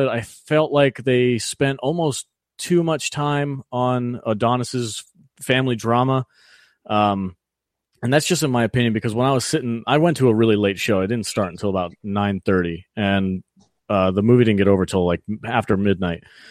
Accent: Northeast, United States; now in Las Vegas, United States; I'm from the Northeast

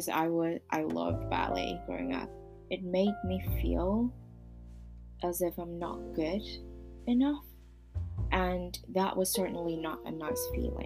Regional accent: Hong Kong; I was born and raised in Hong Kong

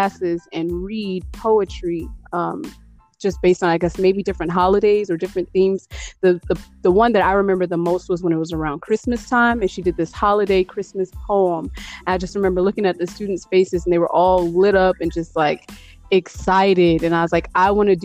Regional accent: East Chicago, Indiana, United States; also born or lived in Gary, Indiana / West Lafayette, Indiana; finally settled in East Chicago, Indiana. And I pretty much grew up there from the age of 8 all the way up to 18

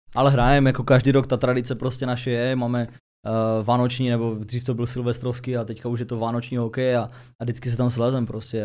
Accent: Ostrava, Moravian-Silesian Region, Czechia; Já už teda na Dubině nebydlím, ale prostě kdykoliv tam přijdu, tak se cítím, že jsem doma.

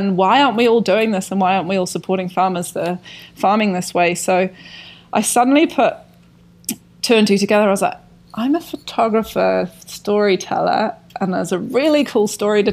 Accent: Scotland, United Kingdom; moved away as an adult; also born or lived in London, United Kingdom; now in Wanaka, New Zealand; I grew up rurally in Scotland

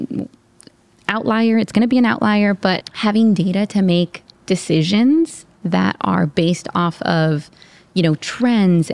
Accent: South Gate, California, United States; growing up in Southgate, California, in Southern California

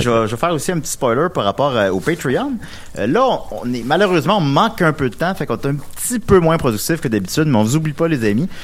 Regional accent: Charny, Quebec, Canada; moved away as an adult; also born or lived in Saint-Pierre; je viens de Charny, comme vous savez peut-être. J'ai habité là de 3 à 20 ans

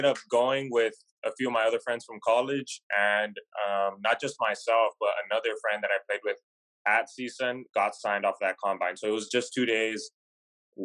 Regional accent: Southern California, United States; also born or lived in Long Beach / Chino Hills; I pretty much lived in Southern California my whole life

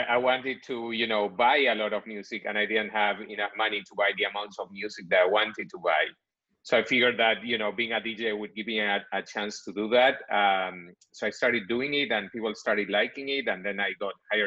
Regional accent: Buenos Aires, Argentina; moved away as an adult; now in United States; I'm originally from Buenos Aires, Argentina. So I was born there, grew up there

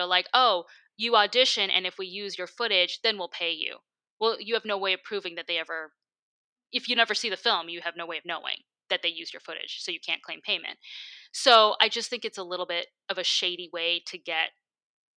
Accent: Michigan, United States; now in Los Angeles, United States; back in my home state

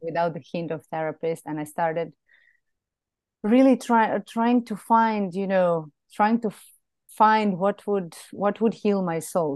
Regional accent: Serbia; moved away as an adult; also born or lived in Belgrade; now in Greece; back in Serbia, in my hometown, which is a smaller town.

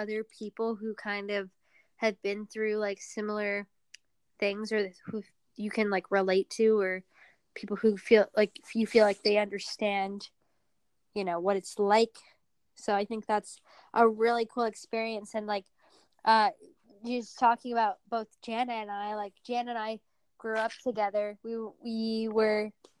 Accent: Northern Virginia, United States; also born or lived in Pavlodar, Kazakhstan; where we grew up in Northern Virginia

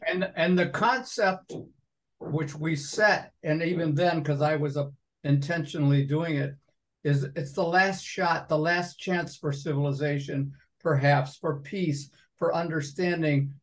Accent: Binghamton, New York, United States; moved away; also born or lived in Endicott, New York; I was born in Endicott because they didn't have room in the Binghamton Hospital, but I was living in Binghamton.

